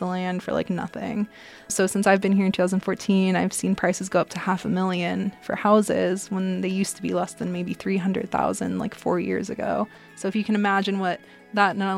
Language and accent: English; Bay Area, California, United States; I'm from the Bay Area